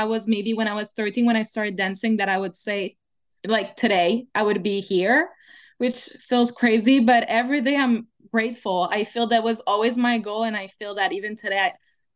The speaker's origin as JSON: {"language": "English", "region": "Quebec", "country": "Canada", "tie": "born or raised there", "first_language": "French", "second_language": "English", "moved": "yes", "lives_now": "Los Angeles, United States", "said": "I'm from Quebec in Canada"}